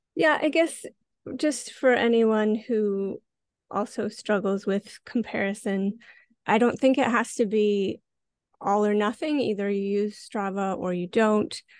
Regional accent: Montana, United States; moved away as an adult; now in Vancouver, Canada; I grew up in Montana, uh, very rural area

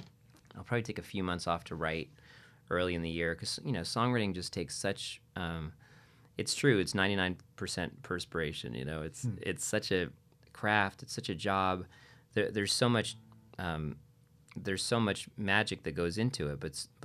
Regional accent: New England, United States; So I'm from New England, so it's home.

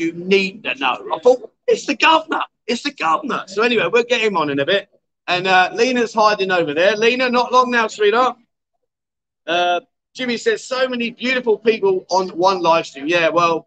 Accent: London, United Kingdom; now in Pattaya, Thailand; I came from London

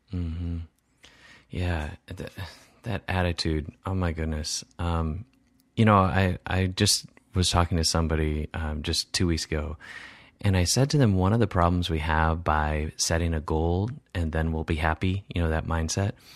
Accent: Wisconsin, United States; my Midwest values that, you know, growing up in Wisconsin

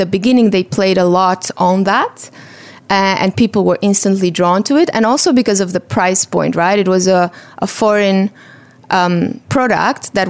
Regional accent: Romania; moved away as an adult; also born or lived in Vienna / Germany / Brazil; I'm originally from Romania, and I was part of that generation that grew up immediately after the fall of communism

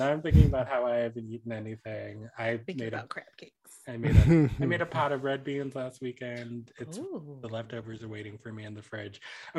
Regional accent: Washington, District of Columbia, United States; now in Minneapolis, United States; DC is my hometown

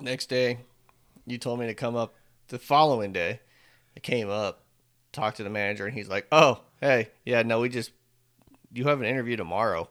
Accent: Northern California, United States; moved away as an adult; now in Texas, United States; We're from Northern

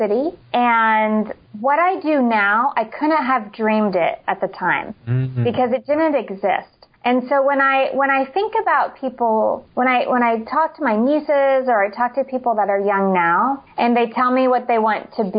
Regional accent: rural Indiana, United States; moved away; also born or lived in Washington, D.C. / Raleigh, North Carolina; I grew up in rural Indiana

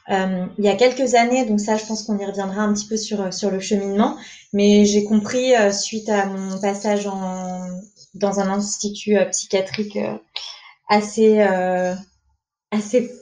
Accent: Paris, Île-de-France, France; moved away as an adult; now in Nantes, France; je suis une Parisienne de base. On a déménagé avec mon copain à Nantes en octobre.

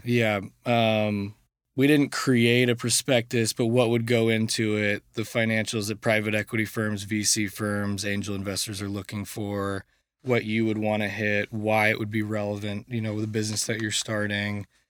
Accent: Coppell, Texas, United States; I went to Coppell High School, which is 30 minutes outside of Dallas

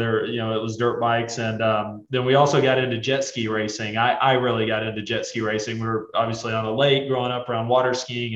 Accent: East Tennessee, United States; I grew up in East Tennessee, just outside the Great Smoky Mountains National Park.

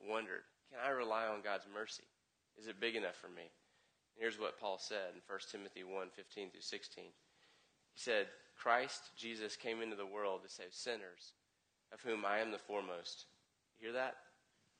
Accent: the South, United States; I'm from the South

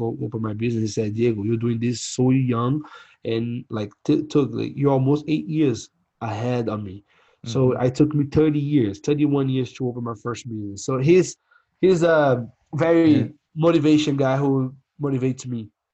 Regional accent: Brazil; English is a second language; moved away as an adult; now in San Angelo, United States; we come from Brazil, third country, and like you know have a crazy past

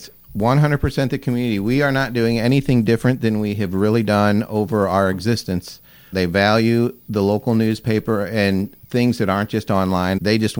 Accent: Sappington, Missouri, United States; I grew up in Sappington, Missouri.

